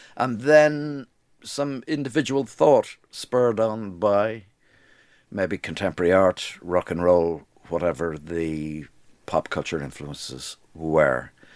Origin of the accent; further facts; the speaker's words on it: Dublin, Leinster, Ireland; moved away as an adult; also born or lived in London; I was brought up in Dublin in a repressed society